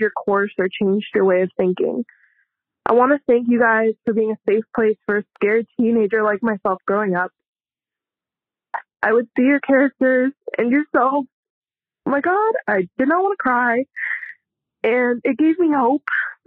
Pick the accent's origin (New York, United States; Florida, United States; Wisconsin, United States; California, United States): California, United States; Southern; now in Phoenix, United States; I hail from Southern California